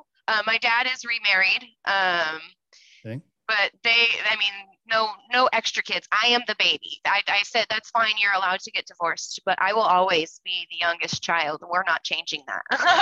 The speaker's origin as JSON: {"language": "English", "area": "Bay Area", "region": "California", "country": "United States", "tie": "born or raised there", "also_born_or_lived": "Ohio", "said": "I grew up here in the Bay Area. I've left a couple times and I always end up back. California is home."}